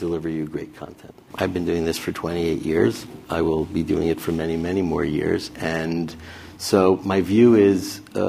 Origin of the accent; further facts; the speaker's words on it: Roslyn, New York, United States; also born or lived in Ann Arbor, Michigan; I was a kid from Roslyn, Long Island